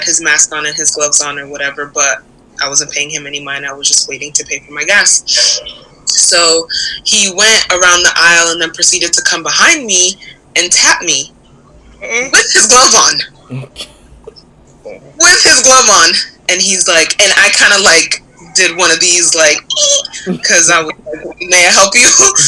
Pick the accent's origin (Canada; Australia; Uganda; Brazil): Brazil; also born or lived in Japan; now in United States; I was born in Japan, partly raised in Brazil, and moved to the U.S. My parents are Nigerian.